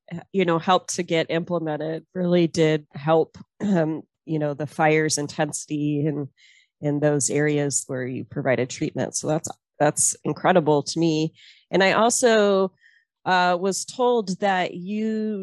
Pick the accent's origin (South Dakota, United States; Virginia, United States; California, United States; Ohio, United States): California, United States; El Dorado area; now in Montana, United States; my hometown, my backyard